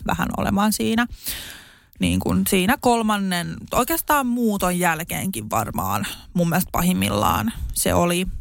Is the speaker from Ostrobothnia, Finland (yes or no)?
no; Espoo, Uusimaa, Finland; also born or lived in Suvela, Espoo; Mä synnyin Espoossa